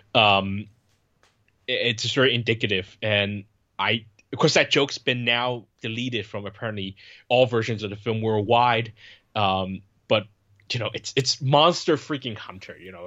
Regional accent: Bay Area, California, United States; I grew up in the Bay Area where you have a lot of Asian people

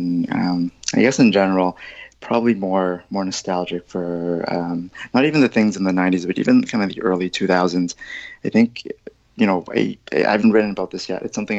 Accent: Toronto, Ontario, Canada; When I grew up in Scarborough, which is one of the suburbs in Toronto that's probably a bit more kind of Asian predominant.

